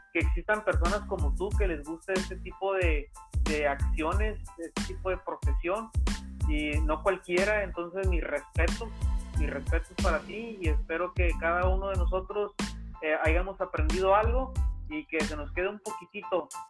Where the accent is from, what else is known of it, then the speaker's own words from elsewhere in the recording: Mexico; los mexicanos siempre tenemos ese espíritu